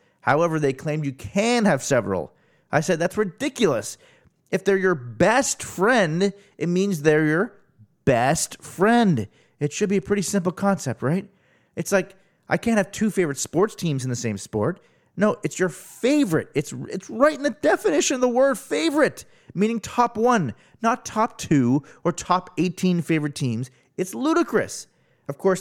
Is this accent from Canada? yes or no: yes; Arnprior, Ontario, Canada; back in my hometown of Arnprior in high school